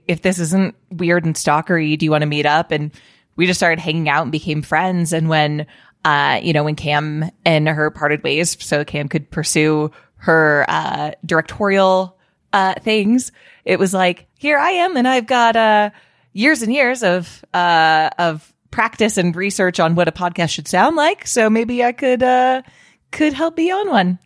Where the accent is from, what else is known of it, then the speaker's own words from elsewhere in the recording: Colorado, United States; my home state of Colorado